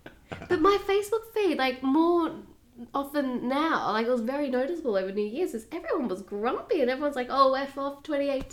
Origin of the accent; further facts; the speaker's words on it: Australia